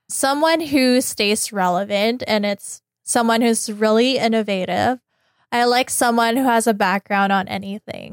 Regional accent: Philippines; now in United States; where I came from the Philippines.

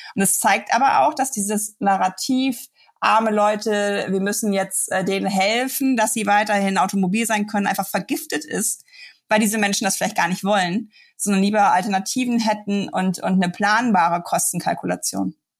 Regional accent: Germany; bei uns in Deutschland

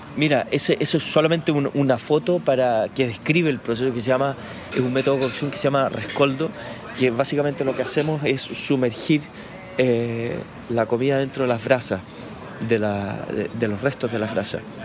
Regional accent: Chile; vivir esta época en mi país

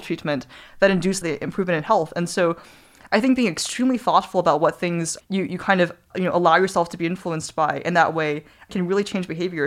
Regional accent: New Zealand; moved away; growing up in New Zealand

